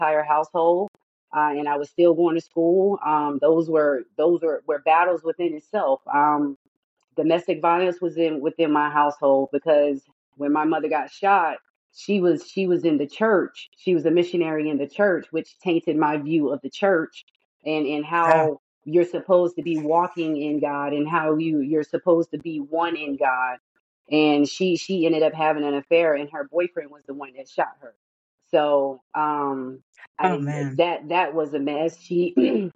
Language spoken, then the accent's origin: English; North Carolina, United States; I was born in North Carolina